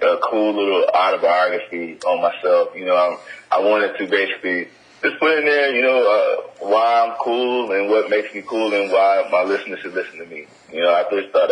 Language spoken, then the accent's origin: English; Florida, United States; also born or lived in Atlanta, Georgia; now in Los Angeles, United States; I'm originally from Florida, but I spent a lot of time in Atlanta. I lived there for a while